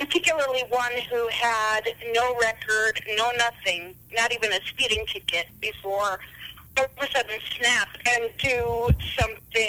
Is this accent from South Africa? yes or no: no; Ravensdale, Washington, United States; moved away; I'm originally from Washington State, Seattle to be precise. Well, actually Ravensdale, but nobody's ever heard of that, so I always used to cheat and say I was from Seattle